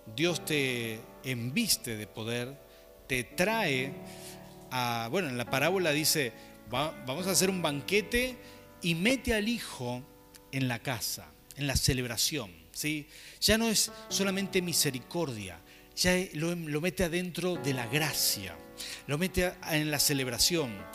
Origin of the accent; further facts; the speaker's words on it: Mendoza, Argentina; somos mendocinos